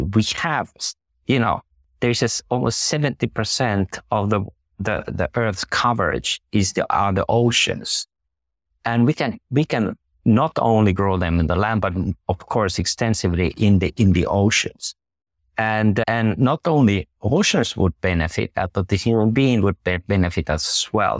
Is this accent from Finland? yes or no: yes; Finland